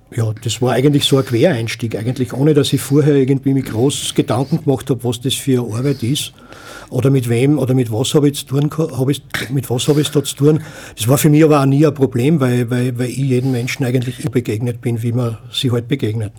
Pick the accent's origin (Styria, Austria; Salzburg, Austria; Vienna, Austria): Styria, Austria; Graz; moved away; also born or lived in village north of Linz, Upper Austria; ich bin in Graz geboren und aufgewachsen